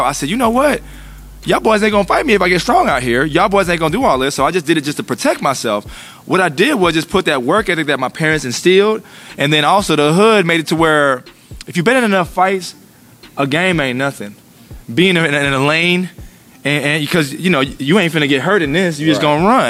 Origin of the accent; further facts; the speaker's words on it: Killeen, Texas, United States; I'm from Killeen, Fort Hood, the hood